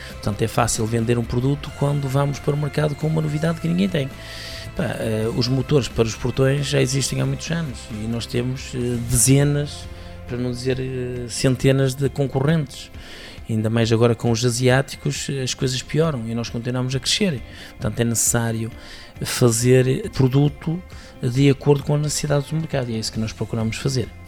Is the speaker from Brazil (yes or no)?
no; Portugal; Nós somos portugueses